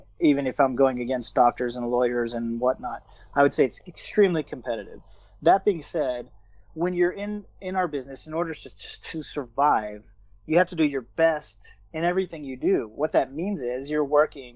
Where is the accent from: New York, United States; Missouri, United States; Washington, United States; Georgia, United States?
Georgia, United States; moved away as an adult; now in Bangkok, Thailand; I grew up in Georgia, the state of Georgia, not the Georgia in Russia